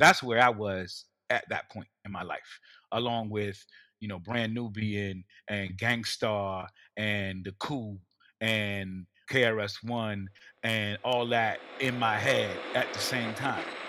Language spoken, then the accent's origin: English; New York City, New York, United States; as a New Yorker, representing Brooklyn, New York for so many years